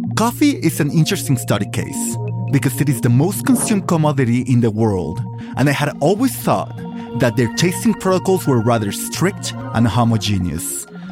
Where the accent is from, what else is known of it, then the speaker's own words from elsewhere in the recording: Michoacán, Mexico; I am from Michoacan